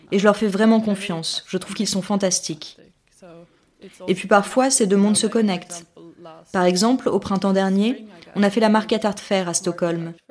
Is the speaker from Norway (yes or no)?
yes; Norway; moved away; also born or lived in London / New Haven, United States; Je suis née à Londres, mais j'ai grandi en Norvège.